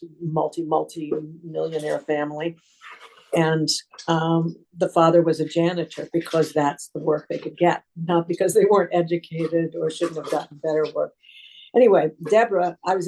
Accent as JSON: {"language": "English", "town": "Aspen", "region": "Colorado", "country": "United States", "tie": "born or raised there", "moved": "yes", "lives_now": "Vermont, United States", "said": "I grew up in Aspen, Colorado."}